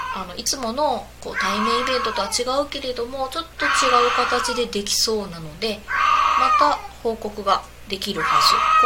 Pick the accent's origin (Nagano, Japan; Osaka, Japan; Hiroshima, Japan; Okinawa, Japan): Osaka, Japan; southern; accent: Kansai dialect; moved away; 大阪の南の方の出身